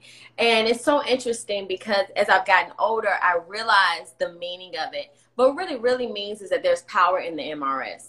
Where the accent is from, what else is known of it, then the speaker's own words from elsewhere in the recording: Atlanta, Georgia, United States; I'm from the South, from Atlanta